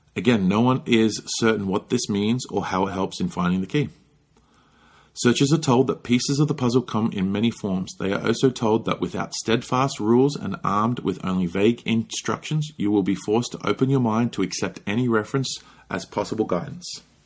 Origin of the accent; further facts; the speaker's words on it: Australia; now in United States; growing up in Australia